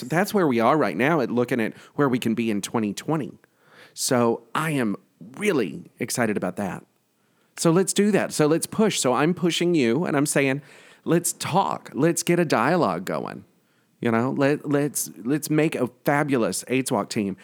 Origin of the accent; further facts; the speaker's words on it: the South, United States; now in New York, United States; growing up in the South